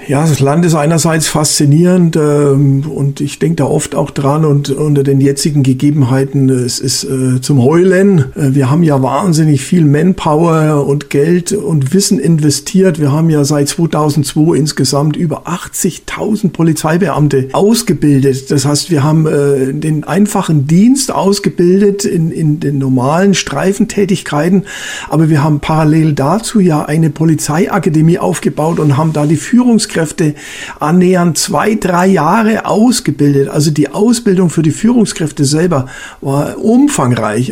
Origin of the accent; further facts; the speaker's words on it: Germany; dass wir als Deutsche dagegen gefeit waren